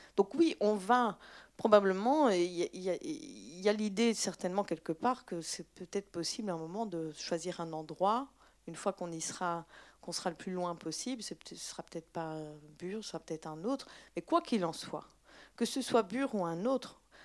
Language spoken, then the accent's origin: French; Belgium; je suis belge